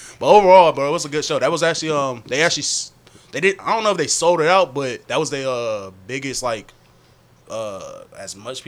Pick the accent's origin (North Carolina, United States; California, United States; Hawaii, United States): North Carolina, United States; Fayetteville; I did say I was from Fayetteville, so when I say I was from Fayetteville